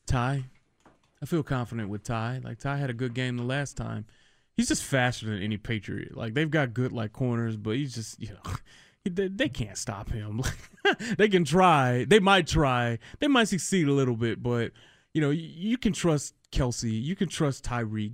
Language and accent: English; Detroit, Michigan, United States; moved away as an adult; also born or lived in Washington, D.C.; now in Kansas City, United States; I grew up in Detroit